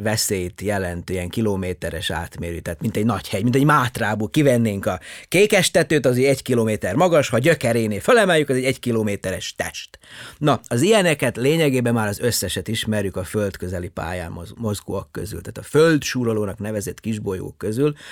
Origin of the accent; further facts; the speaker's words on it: Subotica, Vojvodina, Serbia; first language Hungarian; moved away as an adult; also born or lived in Horgoš, Serbia / Sydney, Australia; now in Hungary; én Jugoszláviában születtem, ugye egész pontosan Szabadkán születtem